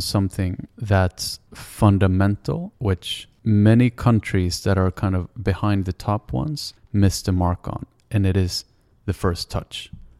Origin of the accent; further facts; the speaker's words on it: Sweden; I come from Sweden